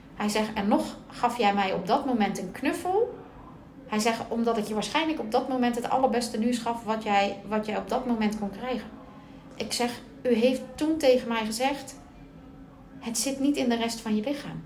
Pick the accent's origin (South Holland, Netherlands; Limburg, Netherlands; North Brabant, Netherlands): North Brabant, Netherlands; Bergen op Zoom; moved away; also born or lived in Puttershoek; van origine kom ik uit Berg op Zoom